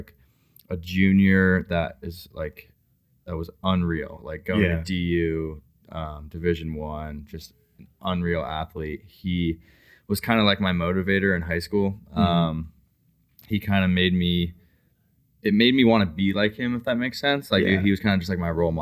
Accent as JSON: {"language": "English", "region": "Colorado", "country": "United States", "tie": "born or raised there", "also_born_or_lived": "Arizona", "said": "when I was like 10, I moved to Colorado"}